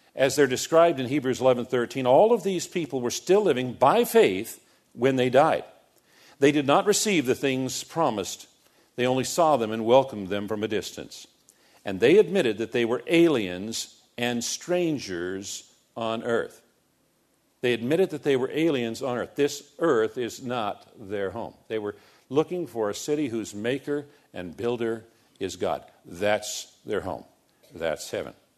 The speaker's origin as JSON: {"language": "English", "country": "United States", "said": "as American Christians"}